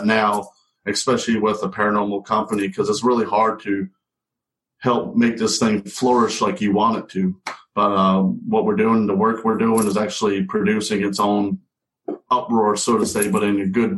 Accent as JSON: {"language": "English", "region": "New England", "country": "United States", "tie": "born or raised there", "moved": "yes", "said": "I grew up in New England"}